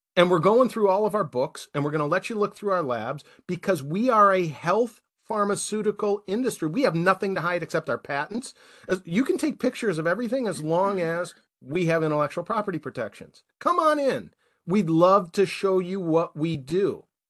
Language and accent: English; United States; the rest of us who are Americans